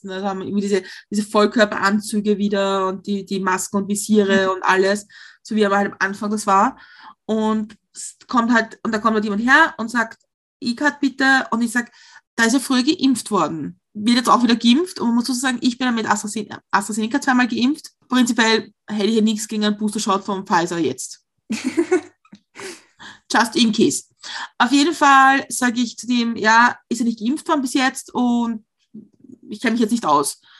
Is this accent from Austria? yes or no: yes; Austria; accent: Austrian; er findet unseren österreichischen Akzent sehr süß